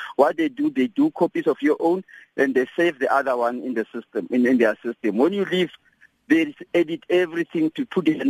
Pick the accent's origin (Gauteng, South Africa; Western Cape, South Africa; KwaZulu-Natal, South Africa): Gauteng, South Africa; Atteridgeville; I'm in Jobetina, Eastern Cape, but I grew up in Atteridgeville, stayed there for long. Atteridgeville, Pretoria West, those people of Atteridgeville, the residents there, they are very quiet people.